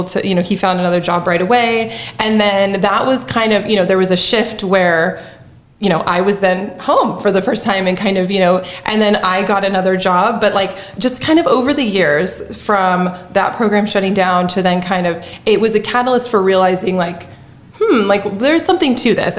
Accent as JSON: {"language": "English", "town": "San Luis Obispo", "region": "California", "country": "United States", "moved": "as an adult", "lives_now": "Southern Illinois, United States", "said": "I'm from San Luis Obispo, and I moved here 12 years ago"}